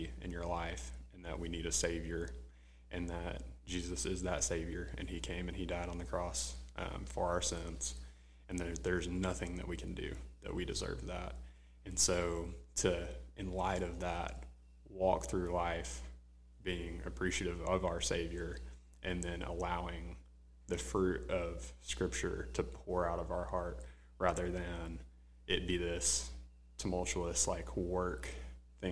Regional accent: Jacksonville, Arkansas, United States; moved away as an adult; now in Little Rock, United States; I'm from Jacksonville originally, Jacksonville, Arkansas

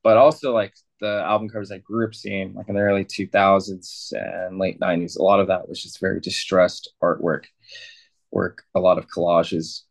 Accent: San Diego, California, United States; now in Mexico; I grew up in San Diego.

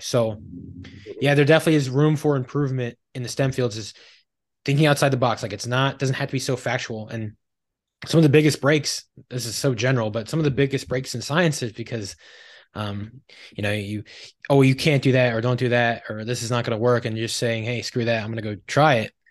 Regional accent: suburbs of Philadelphia, Pennsylvania, United States; I grew up in the suburbs of Philadelphia

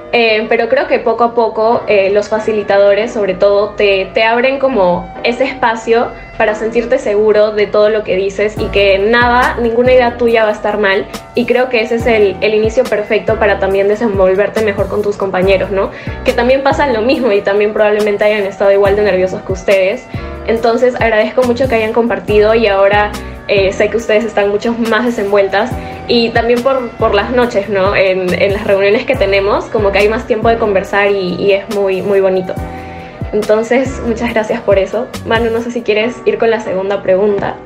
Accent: Lima, Peru; soy de Lima, Perú

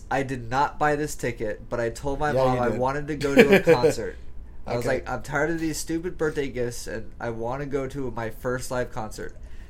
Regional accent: the South, United States; I'm from the South. I don't even like country, dude. I grew up with rap, rock, metal, all that stuff like that.

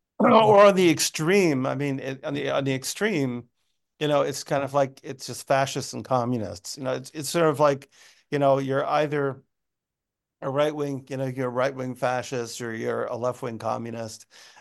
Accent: United States; I'm American.

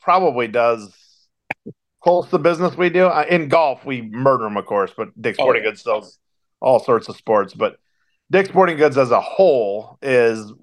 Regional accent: West Michigan, United States; born and raised in West Michigan

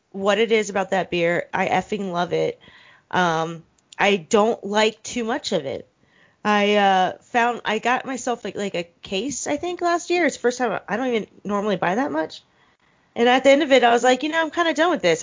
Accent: Richmond, Virginia, United States; I'm from Richmond, Virginia

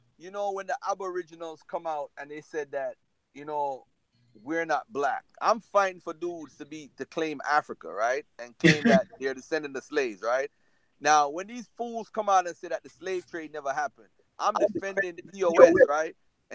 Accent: Jamaica; accent: Jamaican; now in United States; I'm Jamaican.

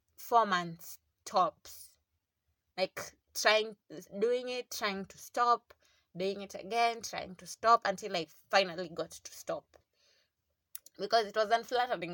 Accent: South Coast, Kwale County, Kenya; I grew up in South Coast

